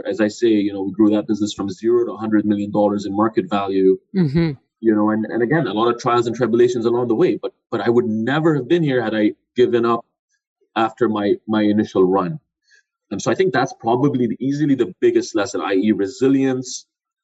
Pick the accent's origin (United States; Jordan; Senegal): Jordan; moved away; also born or lived in Canada; I'm originally from Jordan